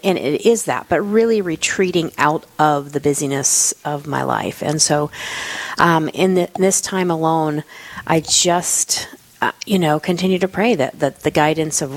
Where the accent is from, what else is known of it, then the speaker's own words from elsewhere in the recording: Florida, United States; moved away as an adult; also born or lived in California / Germany; now in South Dakota, United States; So I am originally from Florida